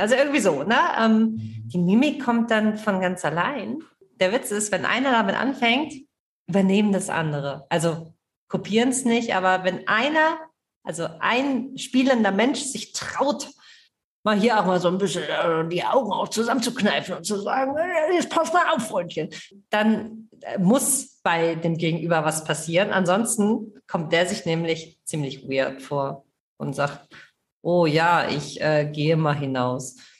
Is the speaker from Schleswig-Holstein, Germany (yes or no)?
yes; Kiel, Schleswig-Holstein, Germany; ich komme aus Kiel